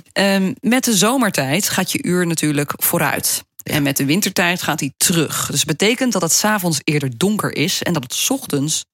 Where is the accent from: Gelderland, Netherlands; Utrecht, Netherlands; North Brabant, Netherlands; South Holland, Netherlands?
Gelderland, Netherlands; Wageningen; Ik ben geboren in Wageningen